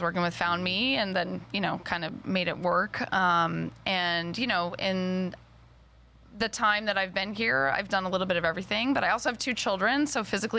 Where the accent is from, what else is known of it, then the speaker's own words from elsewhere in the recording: Boston, Massachusetts, United States; also born or lived in Pittsburgh; I moved here in 2001. I'm originally from Boston.